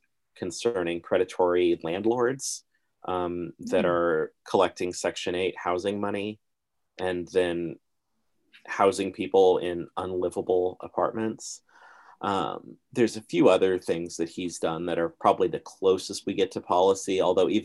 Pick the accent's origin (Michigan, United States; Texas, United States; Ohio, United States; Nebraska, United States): Nebraska, United States; Lincoln; I'm from Lincoln